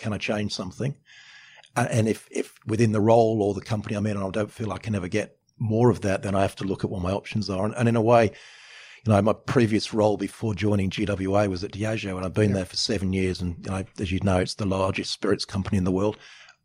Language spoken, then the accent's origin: English; England, United Kingdom; now in Australia; I'm from England. I'm English by birth, Australian by choice.